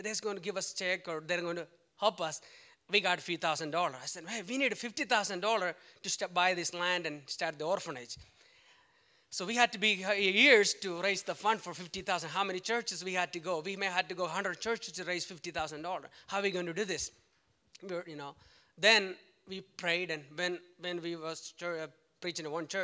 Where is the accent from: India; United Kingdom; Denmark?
India; it's easy for me to go back to India, do missions, because I'm from India. I'm an Indian citizen